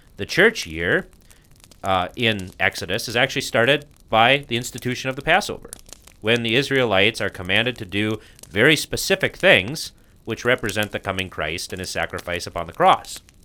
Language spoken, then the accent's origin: English; United States; being an American